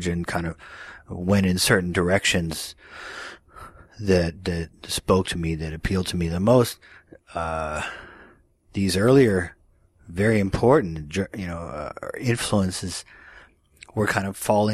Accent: Dallas, Texas, United States; I grew up in the suburbs of Dallas, Texas

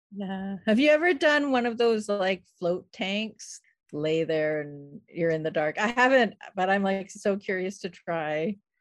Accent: Saskatoon, Saskatchewan, Canada; I grew up in Saskatoon

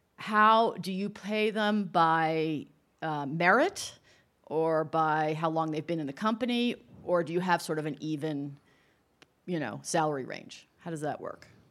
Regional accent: New York area, United States; I'm from the New York area

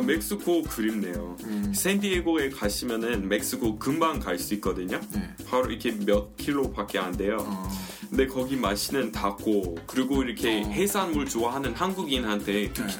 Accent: United States; Korean is a second language; moved away as an adult; now in South Korea; 저는 이렇게 미국에서 태어났는데 여기 왔어요

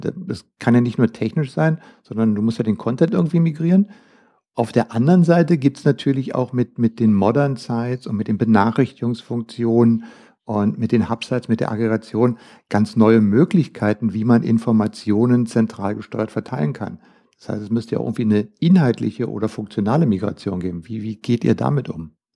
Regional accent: Germany; bei uns in Deutschland

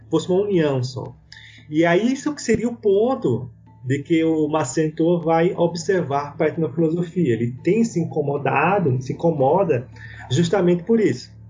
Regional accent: Brazil; enquanto brasileiros

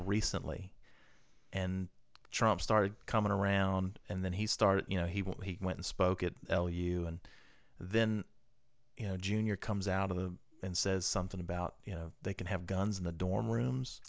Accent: Lynchburg, Virginia, United States; moved away; I grew up in Lynchburg

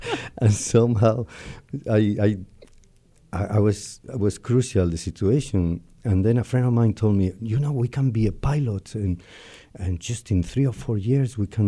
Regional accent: Madrid, Community of Madrid, Spain; born there; Yeah. I was born in Spain, Madrid, in 1949.

